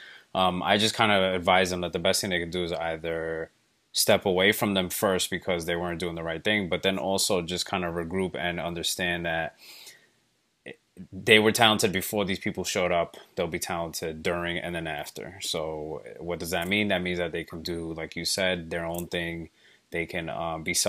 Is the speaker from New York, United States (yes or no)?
yes; New York City, New York, United States; also born or lived in Ecuador; I resided in Bronx. I want to say most of my life I was raised here. I wasn't born here. I was born in Ecuador.